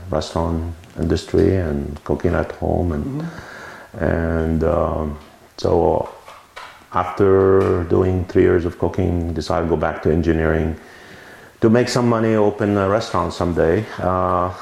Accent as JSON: {"language": "English", "town": "Beirut", "region": "Beirut Governorate", "country": "Lebanon", "tie": "born or raised there", "also_born_or_lived": "St. Louis, Missouri / Washington DC area / New York", "moved": "as an adult", "lives_now": "Oregon, United States", "said": "I'm originally from Lebanon. I grew up in Lebanon, Beirut. I came here when I was 21"}